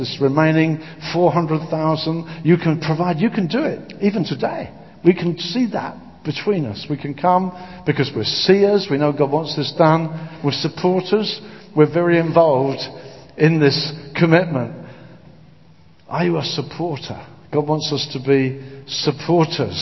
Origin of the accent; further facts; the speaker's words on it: Brighton and Hove, South East England, United Kingdom; I come from Brighton and Hove